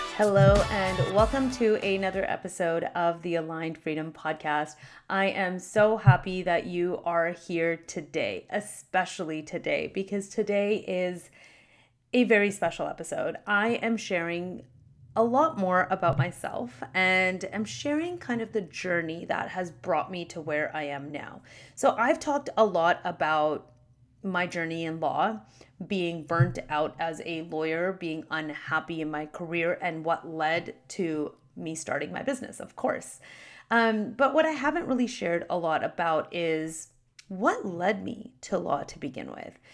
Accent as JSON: {"language": "English", "country": "Canada", "tie": "born or raised there", "said": "My parents immigrated to Canada before I was born. They got married here and I was born in Canada"}